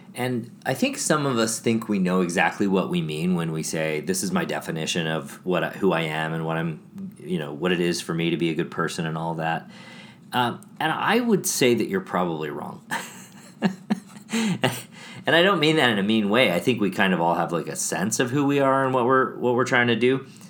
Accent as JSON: {"language": "English", "town": "Chicago", "region": "Illinois", "country": "United States", "tie": "born or raised there", "also_born_or_lived": "Milwaukee", "moved": "yes", "said": "I grew up in Chicago"}